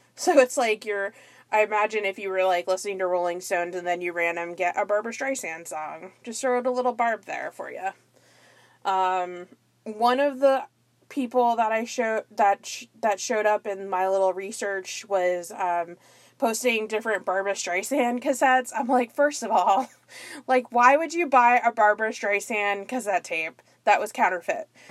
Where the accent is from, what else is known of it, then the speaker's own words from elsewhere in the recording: near Fort Lauderdale, Florida, United States; my hometown area, a little bit outside of the Fort Lauderdale, Florida area